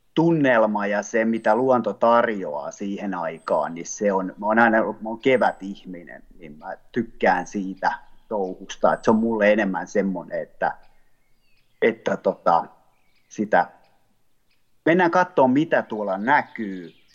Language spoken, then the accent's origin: Finnish; Ostrobothnia, Finland; also born or lived in Southwest Finland; now in Taivassalo, Finland; Pohjanmaalla, mistä mä oon kotoisin